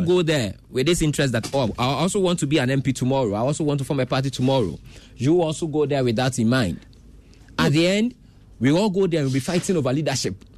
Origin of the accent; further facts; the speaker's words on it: Ghana; As a Ghanaian